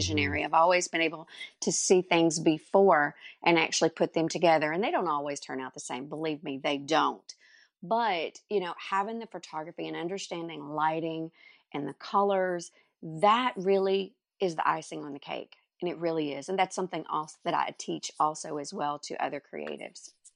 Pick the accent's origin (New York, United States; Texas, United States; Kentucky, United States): Texas, United States; Dallas; now in Canton, United States; I was actually born in Dallas, Texas, and, uh, Mom and Dad had a home in the country, one here in Canton where we live now and one in in Dallas, so I went to school in Dallas